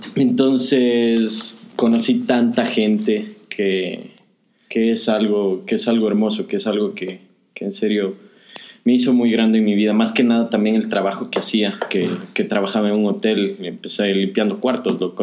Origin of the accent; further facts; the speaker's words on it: Quevedo, Los Ríos, Ecuador; moved away; Yo soy de Quevedo